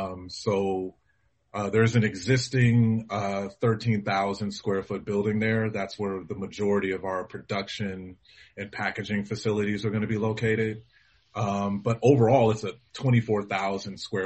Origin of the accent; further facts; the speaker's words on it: Los Angeles, California, United States; the community that I knew as a kid growing up in Los Angeles